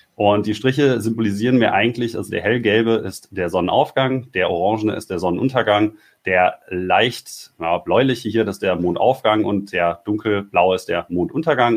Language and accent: German; Ruhr area, North Rhine-Westphalia, Germany; ich komme ja aus dem Ruhrgebiet